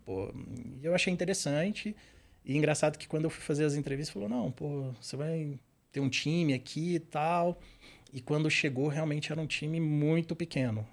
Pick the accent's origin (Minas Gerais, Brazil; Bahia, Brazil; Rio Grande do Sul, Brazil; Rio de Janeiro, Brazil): Minas Gerais, Brazil; Patos de Minas; accent: mineiro; moved away as an adult; now in São Paulo, Brazil; eu sou mineiro, nasci num, numa cidade bem interior de Minas, chama Patos de Minas. Então o sotaque aqui às vezes vai, uhum. vai entregar.